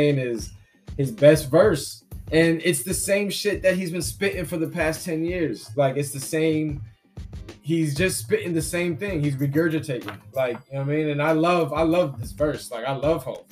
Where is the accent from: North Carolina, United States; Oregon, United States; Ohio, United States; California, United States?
California, United States; now in Massachusetts, United States; I'm originally from Cali